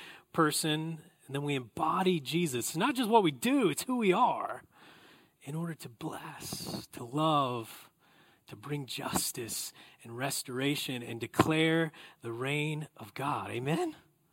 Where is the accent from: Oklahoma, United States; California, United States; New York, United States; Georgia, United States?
Oklahoma, United States; the South; I grew up in the South.